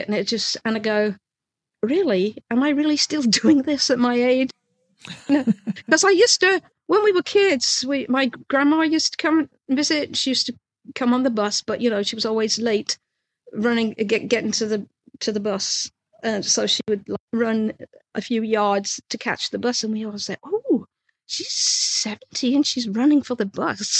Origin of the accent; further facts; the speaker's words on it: England, United Kingdom; moved away as an adult; also born or lived in London / New Orleans; now in Savannah, United States; being English